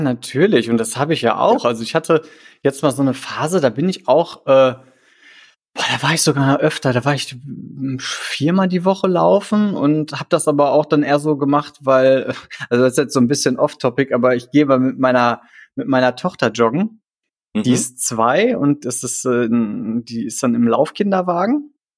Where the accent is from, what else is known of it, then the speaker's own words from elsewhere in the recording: Krefeld, North Rhine-Westphalia, Germany; also born or lived in Düsseldorf; ich komme aus Krefeld, ich habe lange in Düsseldorf gewohnt